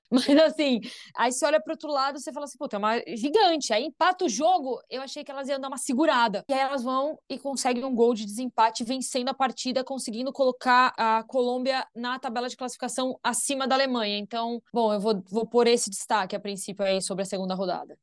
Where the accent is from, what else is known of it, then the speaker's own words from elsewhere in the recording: Brazil; nós somos brasileiras